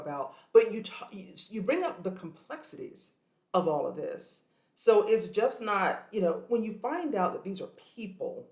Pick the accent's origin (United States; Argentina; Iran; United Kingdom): United States; South Carolina; I'm from South Carolina